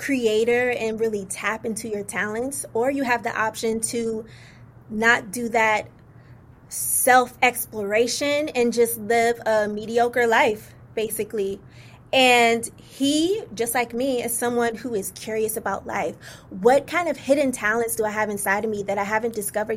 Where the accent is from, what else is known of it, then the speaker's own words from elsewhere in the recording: Virginia, United States; also born or lived in Indiana; I was born in Indiana, but raised in Virginia, which I'm so proud to be from Virginia.